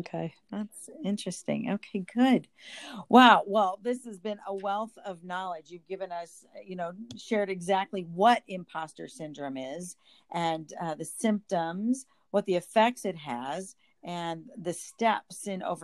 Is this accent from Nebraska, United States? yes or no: yes; Nebraska, United States; I grew up in Nebraska. And so I was a big Cornhusker